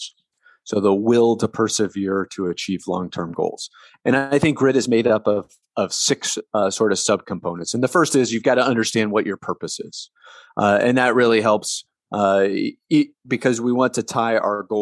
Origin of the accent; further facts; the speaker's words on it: Delaware, Ohio, United States; I grew up in Delaware, Ohio, which is in the middle of the state in a small town